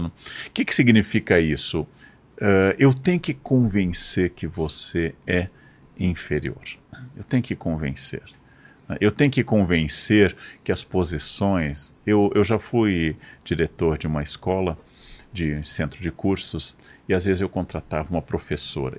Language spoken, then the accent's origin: Portuguese; Brazil; eu sendo brasileiro